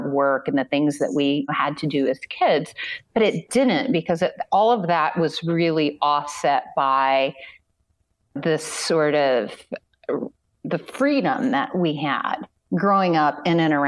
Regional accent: Southern Illinois, United States; I grew up in Southern Illinois, which is much closer to Kentucky than it is Chicago

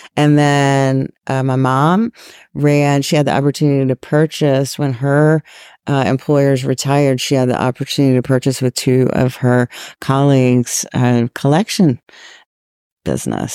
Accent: Virginia, United States; moved away as an adult; now in North Carolina, United States; I grew up in Virginia

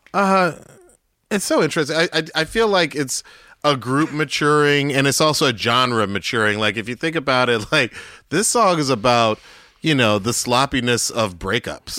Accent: Atlanta, Georgia, United States; moved away; also born or lived in New York; Growing up in Southwest Atlanta, when I did, late seventies, it was just like, it was like a black mecca.

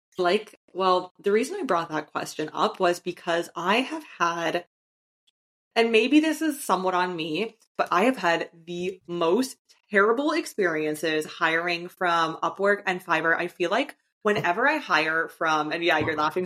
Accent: Canada; moved away as an adult; my home country of Canada

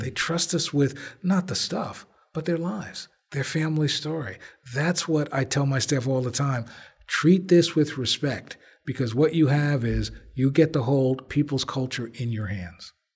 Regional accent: Belleville, New Jersey, United States; also born or lived in Newark, New Jersey; I was born in Presbyterian Hospital, lived on Jelliff Avenue until I was five, and then we moved to Belleville.

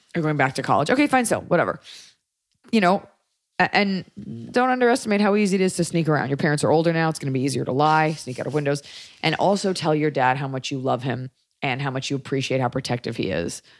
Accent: Texas, United States; As a Texan, a lover of Austin

